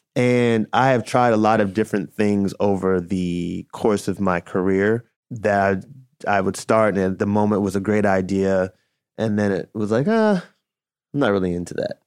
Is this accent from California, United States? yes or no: no; Chicago, Illinois, United States; I was a D J at a roller rink growing up in Chicago